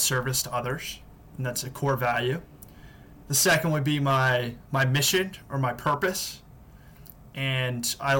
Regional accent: Washington, District of Columbia, United States; based back in my hometown of Washington, D.C.

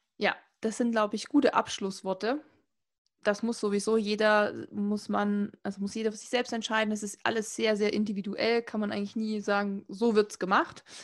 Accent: Saxony, Germany; ich komme aus Sachsen, also hört man auch und kriegt man eigentlich auch nie weg

